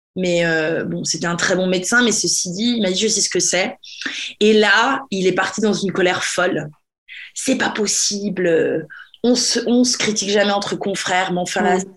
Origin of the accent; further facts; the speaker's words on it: France; now in England, United Kingdom; je suis franchouillarde, je suis française